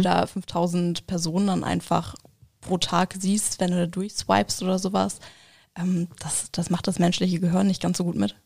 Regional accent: Hamburg, Germany; moved away as an adult; now in Schmalkalden, Germany; komme auch gebürtig aus Hamburg

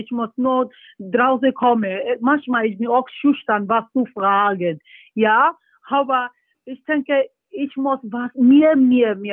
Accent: Nigeria; German is a second language; Ja, bei uns in Nigeria, es gibt so viele Talente, ne? Aber jedes Mal, wenn ich nach Nigeria gehe, ich sehe diese, so viele Jungs, junge Leute

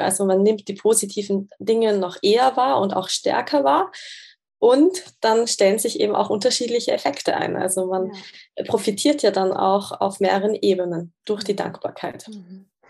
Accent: Austria; moved away as an adult; also born or lived in Graz / Zurich; ich komme ursprünglich aus Österreich

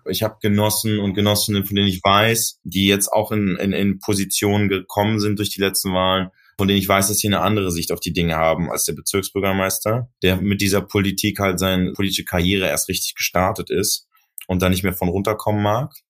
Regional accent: Berlin, Germany; Ich bin ja in Neukölln groß geworden

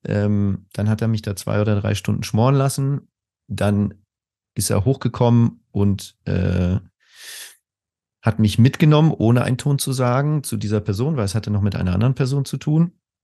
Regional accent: Spain; moved away as an adult; also born or lived in Germany; now in Berlin, Germany; ich bin in Spanien aufgewachsen und bin dann als äh, früher 20-Jähriger nach Deutschland gekommen

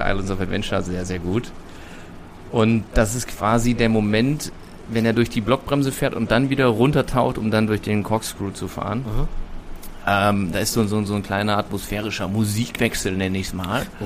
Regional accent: Germany; aus Deutschland.

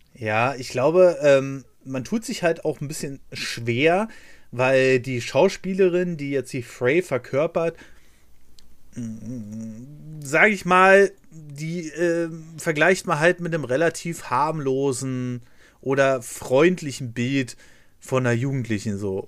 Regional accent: Berlin, Germany; ich bin in Berlin aufgewachsen

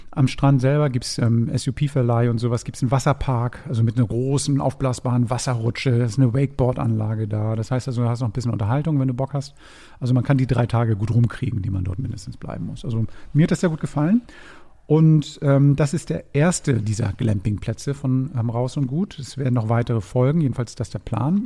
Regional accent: Hamburg, Germany; als Hamburger

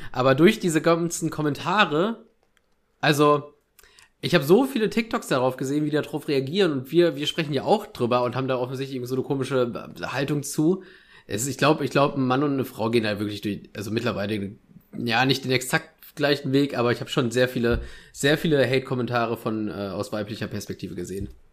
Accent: Ruhr area, North Rhine-Westphalia, Germany; meiner Heimat ein bisschen treu bleiben. Ruhrpott, NRW

